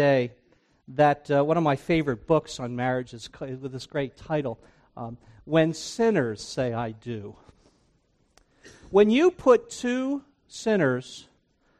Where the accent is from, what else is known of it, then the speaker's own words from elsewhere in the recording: New Jersey, United States; moved away as an adult; also born or lived in Briarcliff Manor, New York; I grew up in New Jersey. I grew up on the Jersey Shore